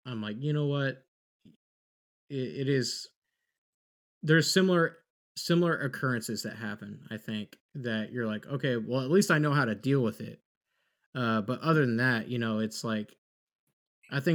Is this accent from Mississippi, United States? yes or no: no; Texas, United States; growing up in Texas is a little bit different of a standard